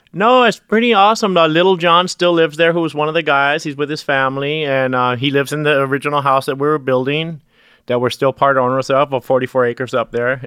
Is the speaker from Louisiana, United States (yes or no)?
no; Hawaii, United States; growing up in Hawaii